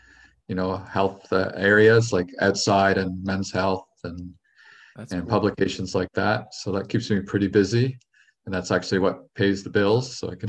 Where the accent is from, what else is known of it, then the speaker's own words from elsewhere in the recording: Canada; I am Canadian